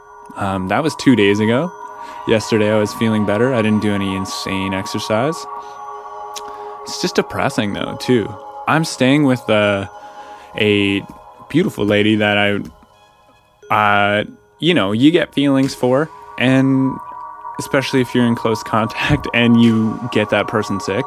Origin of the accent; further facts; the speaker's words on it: Canada; in Canadian culture, we don't say the word cunt